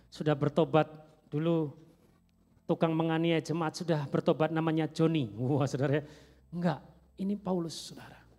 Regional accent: Java, Indonesia; Kadang orang bertanya, saya dari Jawa, saudara ya. Orang bertanya, baru enggak di sini? Saya bilang baru 25 tahun saudara ya.

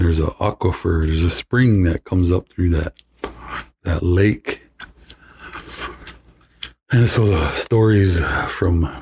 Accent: Flandreau, South Dakota, United States; I'm from Flandreau, South Dakota

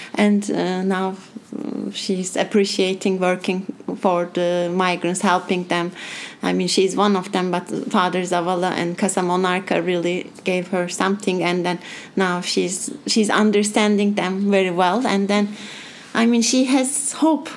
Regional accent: Turkey; moved away; I'm from Turkey and my passport is Turkish, which I'm so happy that I'm Turkish

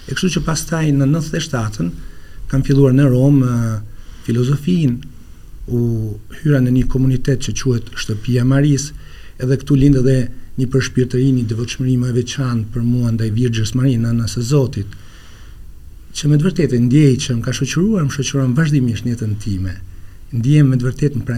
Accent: Laç, Lezhë County, Albania; unë jam lindur e rritur në Laç

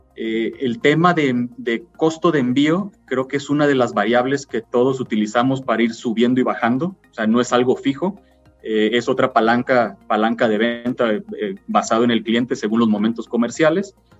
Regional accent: Mexico; nosotros como clientes mexicanos

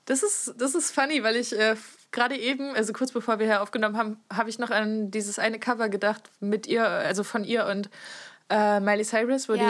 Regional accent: Friesland, Lower Saxony, Germany; moved away; aus meinem Kaff, wo ich herkomme

